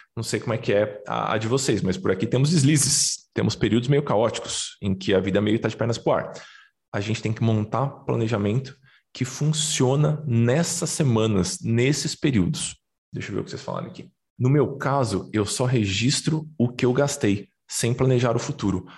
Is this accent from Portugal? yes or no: no; São Paulo, Brazil; Eu cresci no Brás, os paulistanos certamente vão, vão conhecer. É um bairro de, de classe média baixa de São Paulo